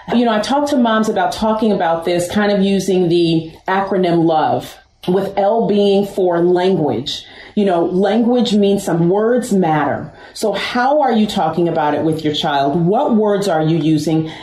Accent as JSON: {"language": "English", "area": "Westchester", "region": "New York", "country": "United States", "said": "I'm from New York, I'm from Westchester absolutely diverse, amazing."}